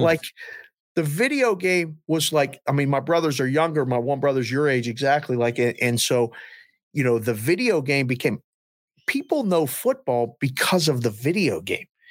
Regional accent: Pittsburgh, Pennsylvania, United States; growing up in Pittsburgh

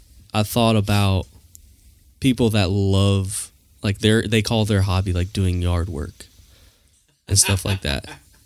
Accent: Florida, United States; moved away; Like when I grew up in Florida, it was something I did all the time and I loved it.

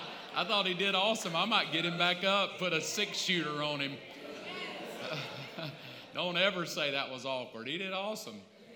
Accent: the South, United States; I grew up in the South

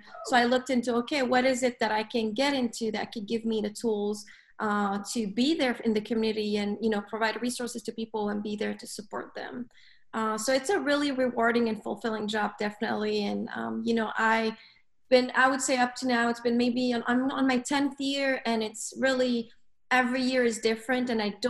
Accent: Lebanon; also born or lived in Africa; So I grew up in Africa, right? I'm Lebanese, but I grew up in Africa for probably, I would say, anywhere between 12 to 14 years, if I remember.

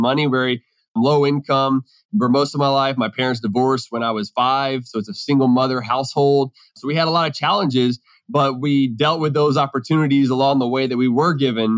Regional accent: Houston, Texas, United States; I grew up in Houston, Texas, so I'm a Texan by birth

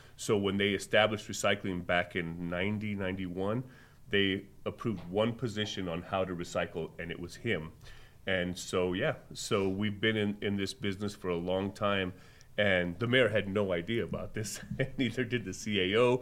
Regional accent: Las Cruces, New Mexico, United States; now in Albuquerque, United States; Being born and raised in Las Cruces

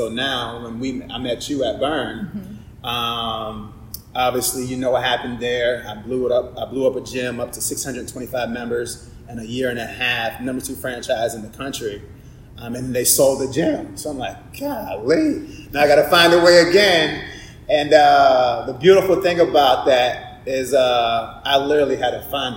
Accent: Virginia Beach, Virginia, United States; I'm from Virginia Beach

